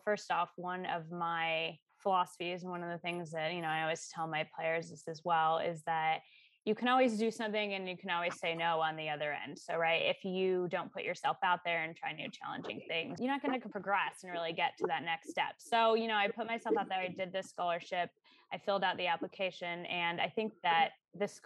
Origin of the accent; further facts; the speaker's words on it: Arizona, United States; moved away as an adult; also born or lived in Seattle; I grew up in Arizona and I stayed there for school.